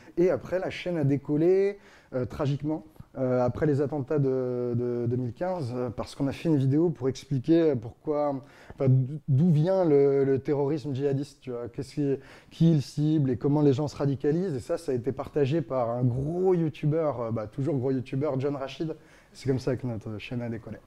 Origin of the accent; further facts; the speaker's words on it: Strasbourg, Grand Est, France; moved away as an adult; also born or lived in Paris; je viens de Strasbourg.